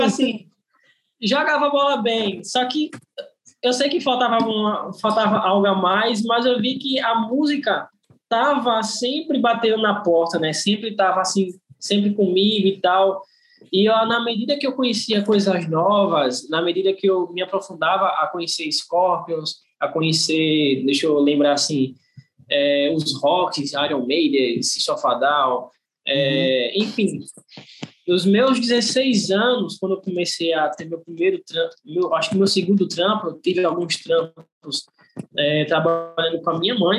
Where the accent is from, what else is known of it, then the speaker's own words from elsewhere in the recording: Maceió, Alagoas, Brazil; sou de Maceió, né? Aqui de Alagoas. É, nasci aqui mesmo, né? Sou natural daqui